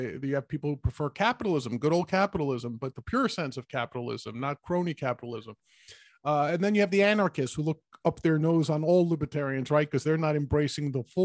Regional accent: New York City, New York, United States; I grew up in New York in the Bronx

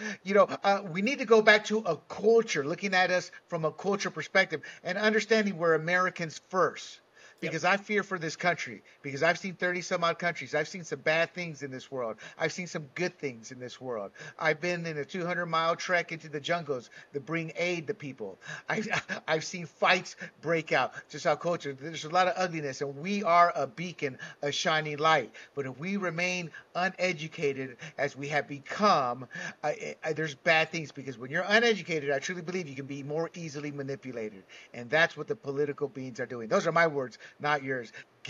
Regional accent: Panama; I was born and raised in Panama as a Latino, you know?

